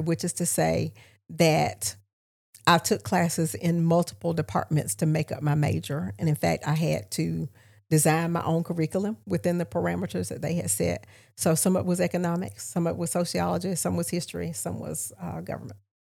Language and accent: English; Augusta, Georgia, United States; moved away as an adult; also born or lived in Albany, Georgia / Charlotte, North Carolina; I'm from East Augusta